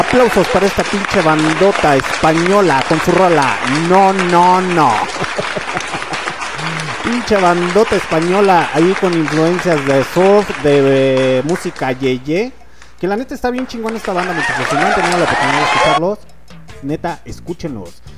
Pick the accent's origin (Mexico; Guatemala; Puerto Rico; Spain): Mexico; soy mexicano